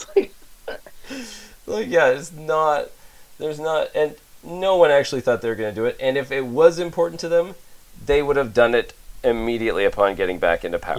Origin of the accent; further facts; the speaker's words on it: Canada; as a Canadian citizen